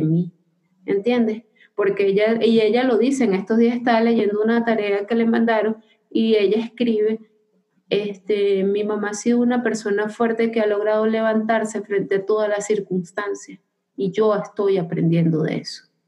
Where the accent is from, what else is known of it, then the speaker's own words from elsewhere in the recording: Venezuela; moved away as an adult; soy migrante venezolana